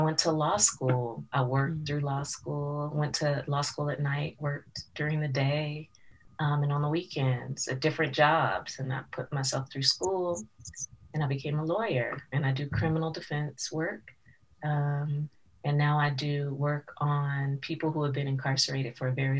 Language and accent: English; Santa Clarita, California, United States; also born or lived in Los Angeles, United States; I grew up in Santa Clarita